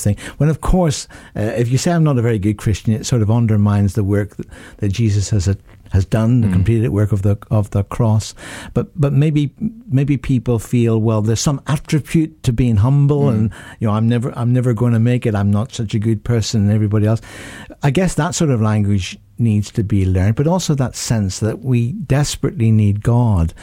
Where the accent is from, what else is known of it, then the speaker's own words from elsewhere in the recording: Northern Ireland, United Kingdom; in my home country of Northern Ireland